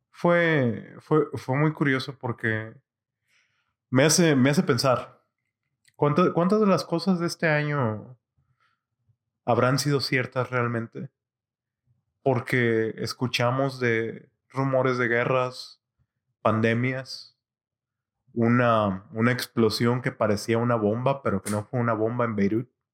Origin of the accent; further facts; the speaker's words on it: Monterrey, Nuevo León, Mexico; mi ciudad natal de Monterrey